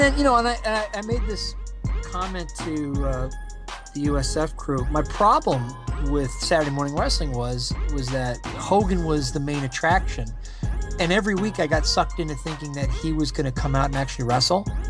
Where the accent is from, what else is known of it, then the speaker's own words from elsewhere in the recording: Canada; growing up in Canada